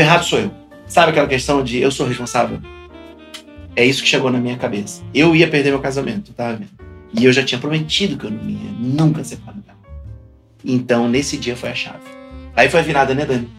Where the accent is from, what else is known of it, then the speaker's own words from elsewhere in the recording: Rio de Janeiro, Brazil; bom carioca